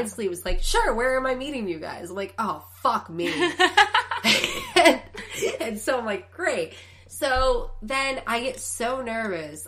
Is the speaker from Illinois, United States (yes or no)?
yes; Chicago, Illinois, United States; born or raised there; now in Los Angeles, United States